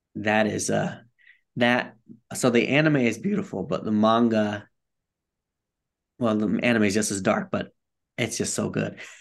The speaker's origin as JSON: {"language": "English", "town": "Bridgeport", "region": "Connecticut", "country": "United States", "tie": "born or raised there", "said": "I grew up in Bridgeport, Connecticut, and I like to tell people it's not the rich part of Connecticut"}